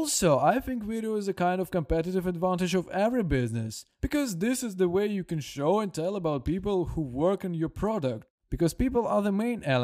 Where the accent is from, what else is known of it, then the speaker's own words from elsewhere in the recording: Brest, Brest Region, Belarus; now in Minsk, Belarus; And I also wanted to move to Minsk. I'm from Brest.